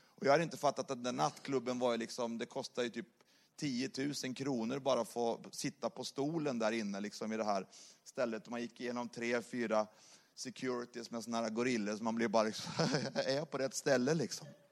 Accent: Sweden; moved away as an adult; now in Saint Petersburg, Russia; bor ju i Ryssland och är svensk

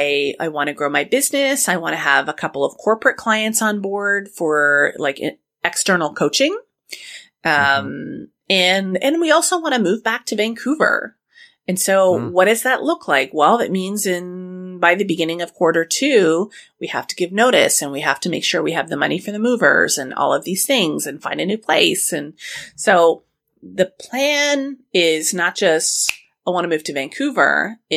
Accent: Scotland, United Kingdom; I'm Scottish. I am so cheap.

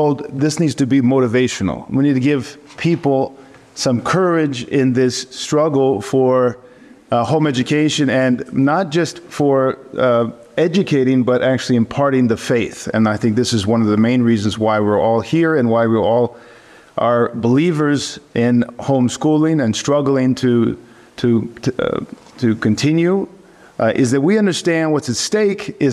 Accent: East Bay, California, United States; moved away as an adult; also born or lived in Greece; I grew up in East Bay from 10 to 19 before I went away to college

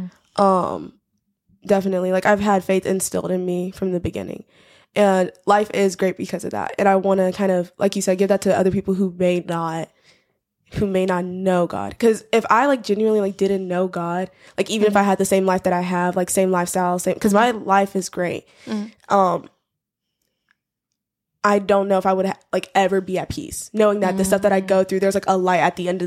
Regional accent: Huntsville, Alabama, United States; moved away; I'm from Huntsville

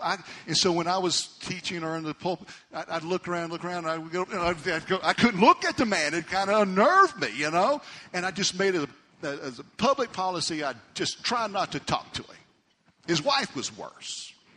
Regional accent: Amarillo, Texas, United States; we grew up in Amarillo

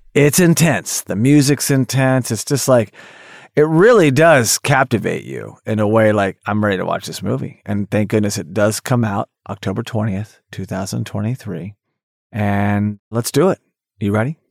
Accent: Tulsa, Oklahoma, United States; I grew up in Tulsa, Oklahoma

